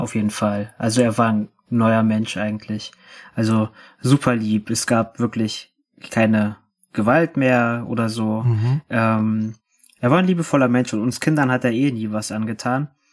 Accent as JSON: {"language": "German", "region": "Berlin", "country": "Germany", "tie": "born or raised there", "said": "ich bin 97 in Berlin geboren"}